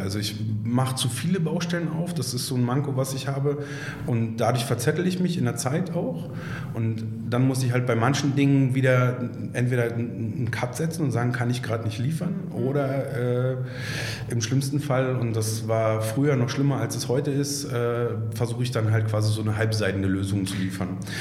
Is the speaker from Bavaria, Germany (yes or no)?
no; Berlin, Germany; gebürtiger Berliner, was in Berlin gar nicht mehr so oft zu finden ist